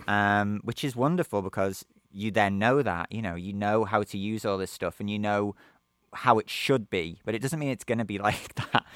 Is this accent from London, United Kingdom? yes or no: no; Liverpool, North West England, United Kingdom; moved away as an adult; also born or lived in Naples, Italy; my hometown of Liverpool in England